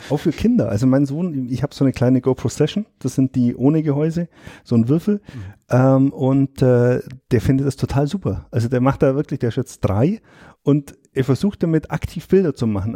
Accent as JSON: {"language": "German", "region": "Allgäu", "country": "Germany", "said": "bei uns im Allgäu"}